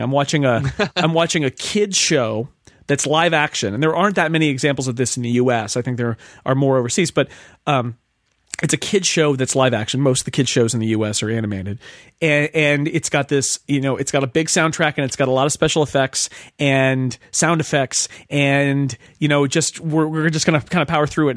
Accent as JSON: {"language": "English", "country": "United States"}